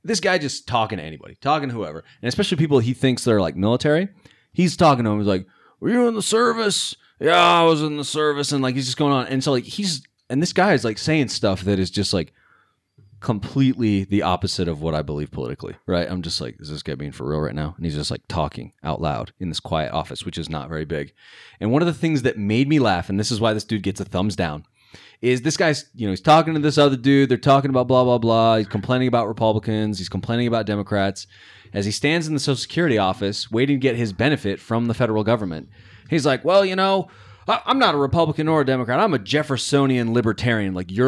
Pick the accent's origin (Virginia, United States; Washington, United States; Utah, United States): Utah, United States; Roy; I grew up in Roy.